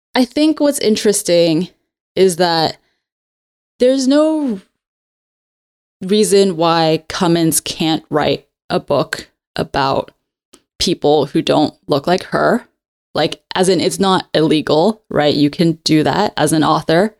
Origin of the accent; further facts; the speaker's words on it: Hong Kong; Because I grew up in Hong Kong, but I grew up speaking English better than my Cantonese.